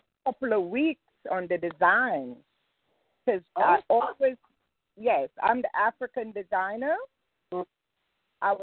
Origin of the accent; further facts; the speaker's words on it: Grenada; I am from Grenada